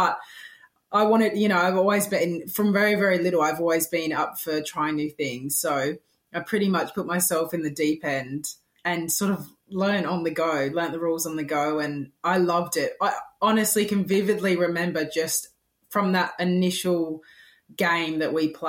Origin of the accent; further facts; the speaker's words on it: England, United Kingdom; being English, I played soccer from the moment that I could walk